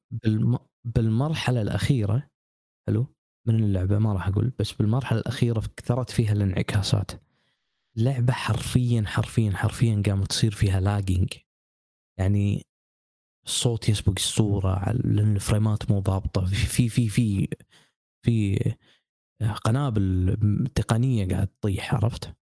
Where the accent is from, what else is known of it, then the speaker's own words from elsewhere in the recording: Kuwait; عندنا بالكويت